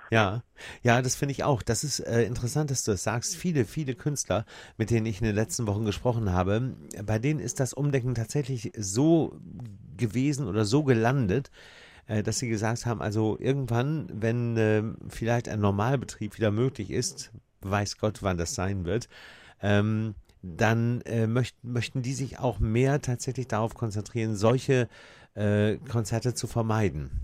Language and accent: German; Hamburg, Germany; als Hamburger